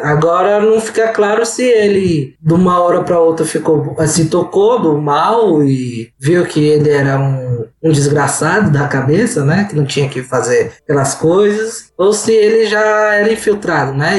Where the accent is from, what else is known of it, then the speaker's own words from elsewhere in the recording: Brazil; nós somos brasileiros